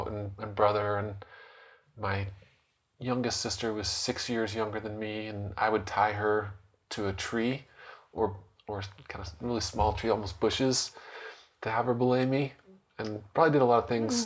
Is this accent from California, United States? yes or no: no; Utah, United States; also born or lived in Portland, Oregon; I grew up mostly in Utah. I was born in Portland, Oregon, but I've lived all over Utah